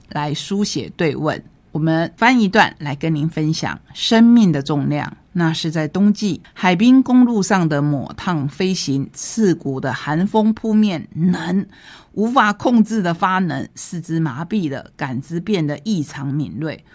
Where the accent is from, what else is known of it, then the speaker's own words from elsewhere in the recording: Taitung County, Taiwan; 这里也是我们台东人不陌生的